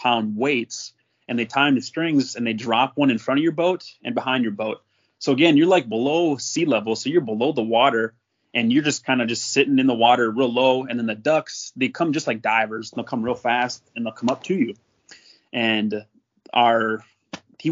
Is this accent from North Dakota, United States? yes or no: yes; North Dakota, United States; I grew up in North Dakota